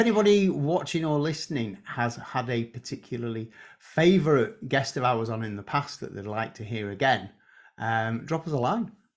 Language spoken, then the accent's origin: English; England, United Kingdom; as English people